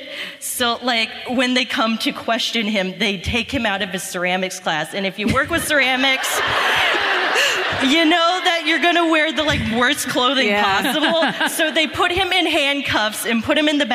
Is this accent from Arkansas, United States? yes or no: no; Cincinnati, Ohio, United States; moved away as an adult; now in Columbus, United States; I'm from Cincinnati, born and raised.